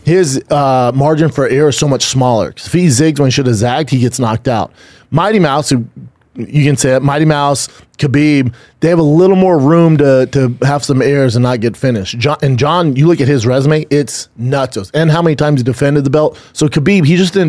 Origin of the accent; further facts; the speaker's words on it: Denver, Colorado, United States; moved away; my hometown in Denver